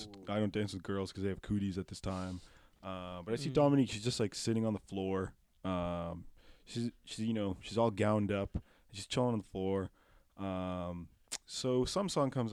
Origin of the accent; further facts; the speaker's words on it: Pickering, Ontario, Canada; also born or lived in Ajax, Ontario; I moved in fourth grade from Ajax to Pickering and I was devastated.